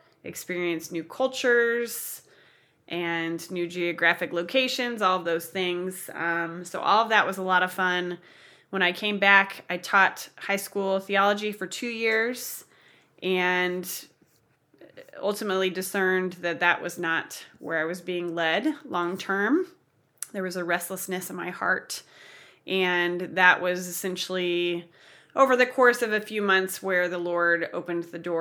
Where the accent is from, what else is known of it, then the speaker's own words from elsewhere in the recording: Kansas City, United States; also born or lived in Manhattan, Kansas / Australia; I was born and raised in Kansas City